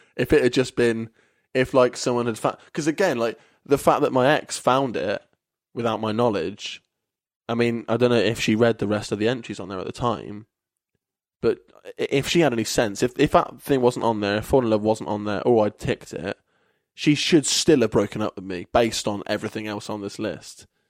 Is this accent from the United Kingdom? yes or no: yes; Kettering, East Midlands, United Kingdom; now in Bristol, United Kingdom; Kettering, which is my hometown